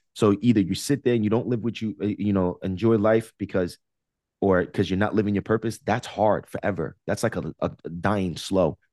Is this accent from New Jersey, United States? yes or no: yes; Jersey City, New Jersey, United States; moved away as an adult; also born or lived in Los Angeles; now in New Jersey, United States; I'm from Jersey City, right on the Hudson River.